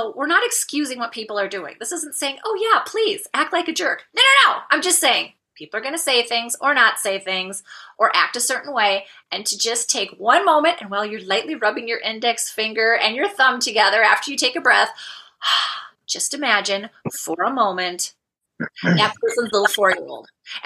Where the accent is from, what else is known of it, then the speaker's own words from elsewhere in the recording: Minnesota, United States; I come from the land of 10,000 lakes. I live in Minnesota, which is north central United States